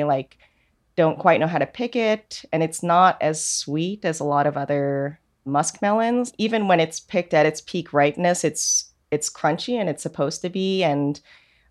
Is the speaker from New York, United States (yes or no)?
yes; New York, United States; also born or lived in South Korea; I was born in Korea, and then I was adopted to an Irish Catholic family in New York when I was an infant